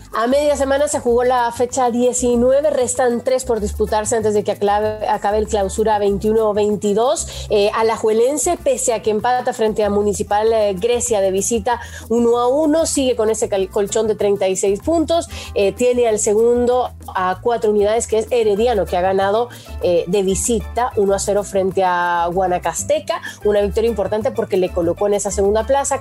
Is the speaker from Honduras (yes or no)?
yes; Honduras